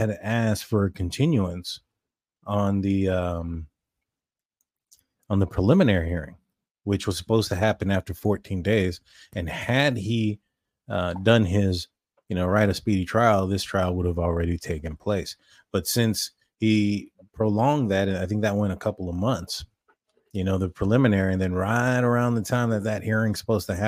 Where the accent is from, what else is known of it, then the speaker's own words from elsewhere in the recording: Texas, United States; We're from Texas